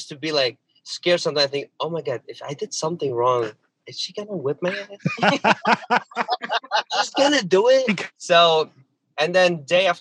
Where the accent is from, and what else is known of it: Syria; English is a second language; also born or lived in Egypt; now in Chicago, United States